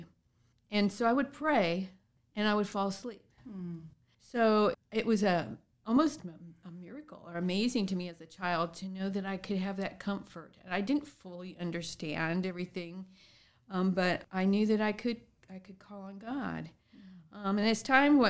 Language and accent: English; San Diego, California, United States; I grew up in San Diego, California